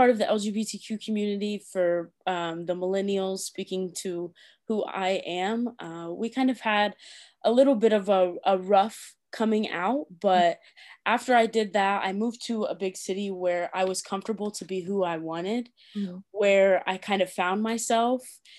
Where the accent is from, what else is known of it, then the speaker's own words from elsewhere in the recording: Tipton, Indiana, United States; also born or lived in London; I am from Tipton, Indiana, and I went to Tipton Elementary School, finished high school at Tri-Central.